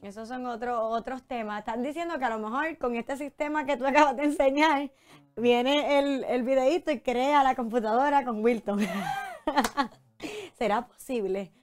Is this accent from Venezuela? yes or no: no; Puerto Rico; como puertorriqueños